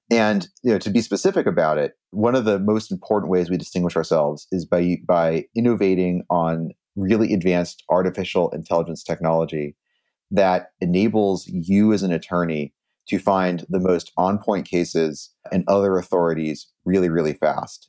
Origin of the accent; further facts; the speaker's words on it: Silicon Valley, California, United States; I grew up in Silicon Valley, and I, my dad actually started a internet startup in our garage in ninety-two